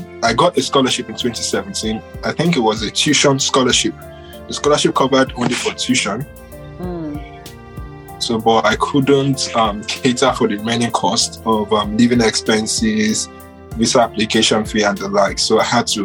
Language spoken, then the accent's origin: English; Nigeria; I'm truly Nigerian